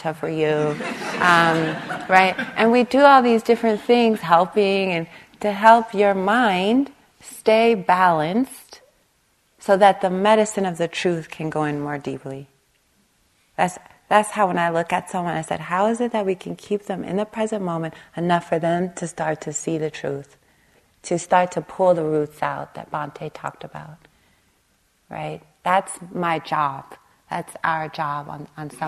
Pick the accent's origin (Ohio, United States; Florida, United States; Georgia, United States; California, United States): California, United States; Long Beach; I grew up on the East Long Beach Compton border.